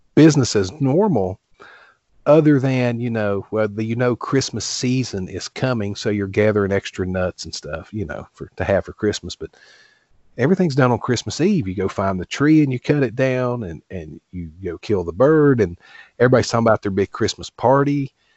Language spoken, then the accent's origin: English; Appalachian Mountains, United States; I grew up here in the Appalachian Mountains